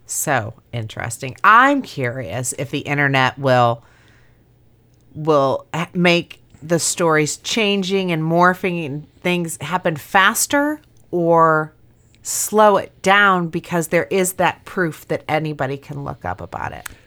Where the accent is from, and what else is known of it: Griffith, Indiana, United States; born or raised there